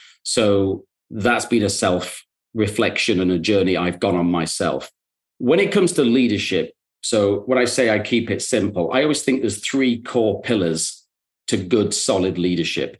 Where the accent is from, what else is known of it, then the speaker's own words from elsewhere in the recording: the north of England, United Kingdom; moved away as an adult; now in New York, United States; I'm also from Northern England